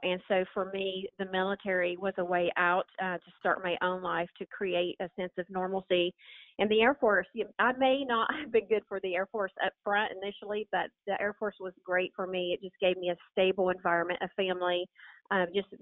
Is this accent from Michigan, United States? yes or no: no; the mountains of North Carolina, United States; moved away as an adult; I grew up in North Carolina, the mountains of North Carolina